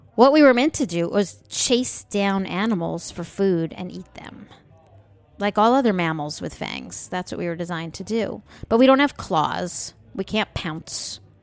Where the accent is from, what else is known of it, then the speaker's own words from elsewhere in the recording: United States; we're American